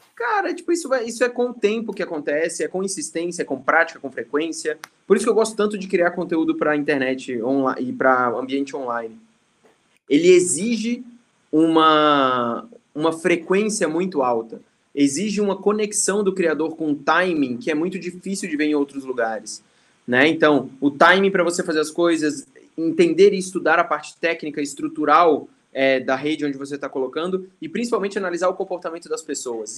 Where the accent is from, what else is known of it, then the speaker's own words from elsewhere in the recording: Brasília, Federal District, Brazil; also born or lived in Maceió; Eu sou de Maceió, meus pais são nordestinos, né? É, a gente foi para Brasília, eles muito novos, minha mãe ali com 19, com 20 e pouquinhos, meu pai com 20 alguma coisa. É, eles fiz, trabalharam lá, eu fui criado em Brasília